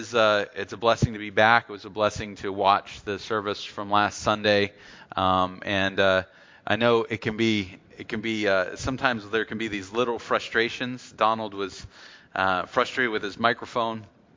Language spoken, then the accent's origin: English; the South, United States; born there; I was born in the South, but I am not a Southerner.